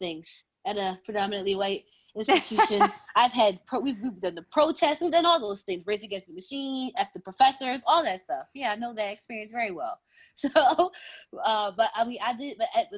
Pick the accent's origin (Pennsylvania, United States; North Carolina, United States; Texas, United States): Pennsylvania, United States; Philadelphia; also born or lived in upstate New York; I grew up in Philly. I'm born and raised in Uptown.